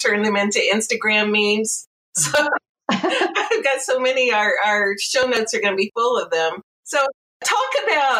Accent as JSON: {"language": "English", "region": "Florida", "country": "United States", "tie": "born or raised there", "moved": "yes", "said": "I grew up in Florida"}